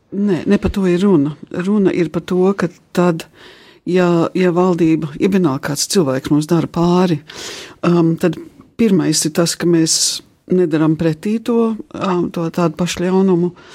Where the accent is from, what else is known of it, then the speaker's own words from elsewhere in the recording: England, United Kingdom; moved away; manā dzimtenē, Anglijā